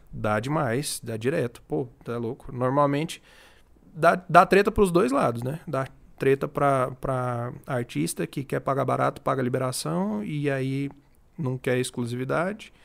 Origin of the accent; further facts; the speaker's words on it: Palmas, Tocantins, Brazil; moved away as an adult; also born or lived in Rio Verde, Goiás; now in Goiânia, Brazil; Eu nasci em Rio Verde, mas eu cresci em Palmas, no Tocantins.